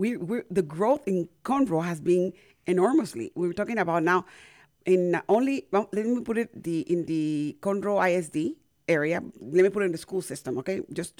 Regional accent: Panama; now in United States; I was born and raised in Panama.

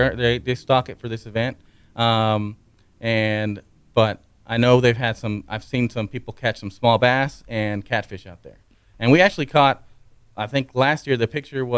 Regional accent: Alabama, United States; now in Conroe, United States; I'm from Alabama too

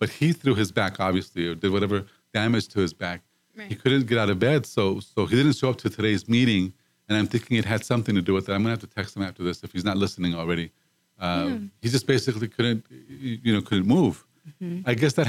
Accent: Dallas, Texas, United States; I'm a big fan, and because I came from Dallas.

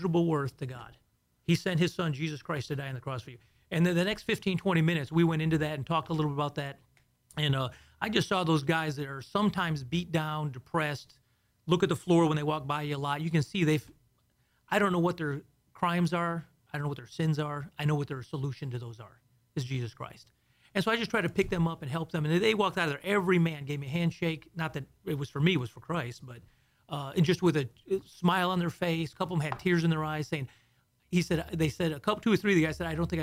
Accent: Houston, Texas, United States; also born or lived in south of Chicago, Illinois; originally I was born in just south of Chicago, and then we moved to Houston in the 70s.

